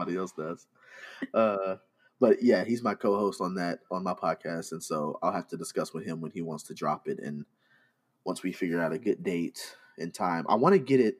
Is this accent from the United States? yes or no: yes; Arkansas, United States; I'm from Arkansas.